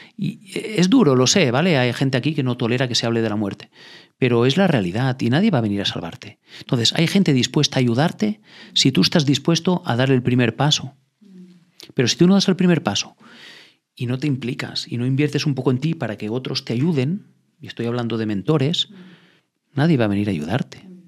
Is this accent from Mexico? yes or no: no; Andorra; Yo no estoy en España, yo soy de Andorra, soy andorrano